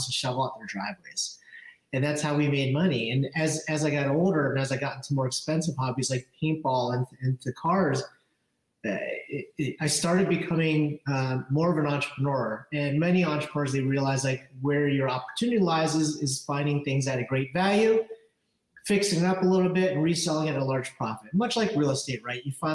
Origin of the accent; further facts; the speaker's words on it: New Jersey, United States; also born or lived in Philadelphia, Pennsylvania; I'm from Jersey. Grew up in South Jersey